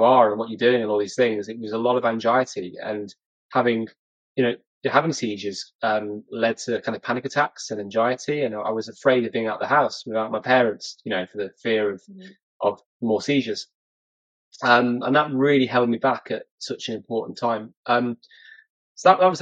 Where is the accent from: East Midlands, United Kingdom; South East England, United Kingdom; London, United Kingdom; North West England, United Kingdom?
North West England, United Kingdom; near Chester; now in Kendal, United Kingdom; I was brought up in a, you know, a small place near Chester called Kelso